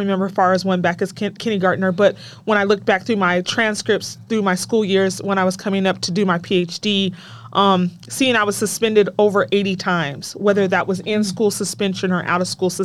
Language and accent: English; Utah, United States; I grew up in Utah